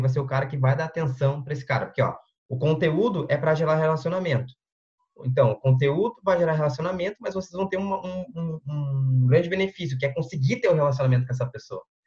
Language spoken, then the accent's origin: Portuguese; Porto Alegre metropolitan area, Rio Grande do Sul, Brazil; sou do Sul, sou da região metropolitana de, de Porto Alegre, uma cidadezinha teoricamente pequena aqui.